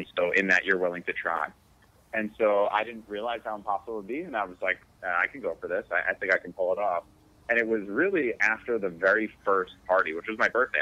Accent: Connecticut, United States; also born or lived in New York; I was born in uh, New York. I grew up in Connecticut

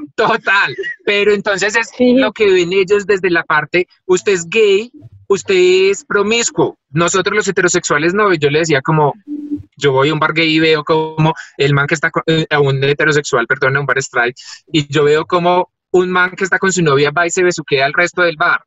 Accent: Paisa, Antioquia, Colombia; somos una familia paisa muy arraigada

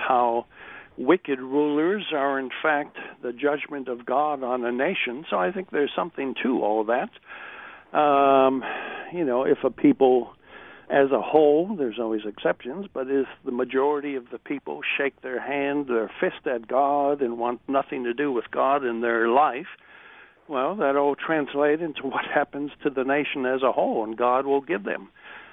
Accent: United States; moved away; my home country

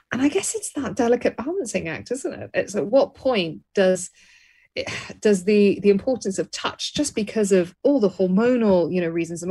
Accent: Birmingham, West Midlands, United Kingdom; I was raised in Birmingham, England

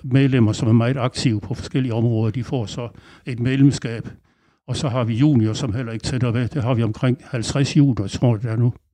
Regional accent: Aarhus, Central Denmark Region, Denmark; moved away as an adult; now in Langeland, Denmark; jeg er opvokset i Aarhus

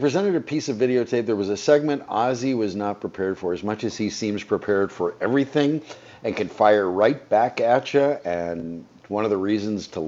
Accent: United States; We're American citizens. And we take for granted citizenship because we were granted it by birth

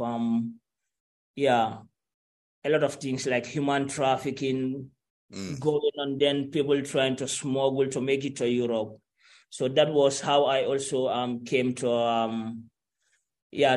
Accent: Gambia; moved away as an adult; I lived in Gambia and I went to school. I went to high school

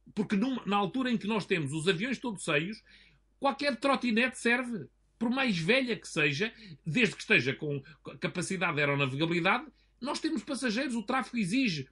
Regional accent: Portugal

